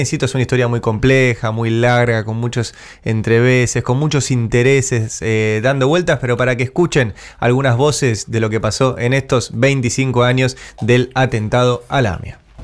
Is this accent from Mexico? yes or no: no; Argentina